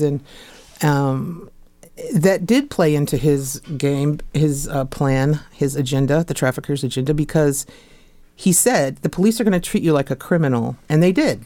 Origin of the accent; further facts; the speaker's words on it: Fairfax, Virginia, United States; moved away; also born or lived in New York City; I'm originally from Fairfax